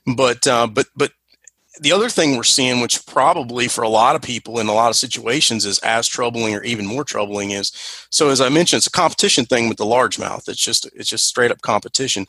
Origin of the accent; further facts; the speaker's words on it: North Carolina, United States; I'm from North Carolina, so we say crappie here